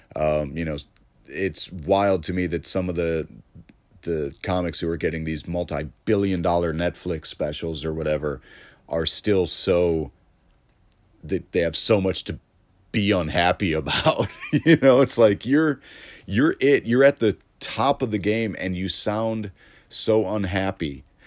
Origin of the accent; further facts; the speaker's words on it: Elmhurst, Illinois, United States; Elmhurst comedy, 'cause that's my hometown. Like, I, I was raised in Elmhurst